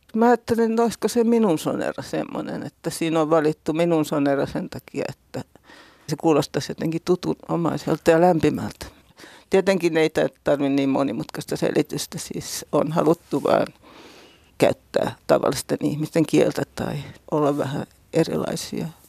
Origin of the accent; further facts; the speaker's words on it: Häme, Finland; tuolla meillä Hämeessä